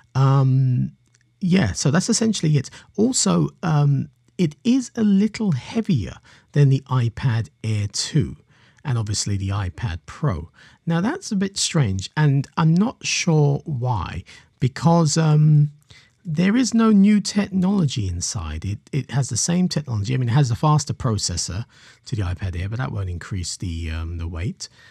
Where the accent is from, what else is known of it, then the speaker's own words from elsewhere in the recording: London, United Kingdom; I'm a Londoner myself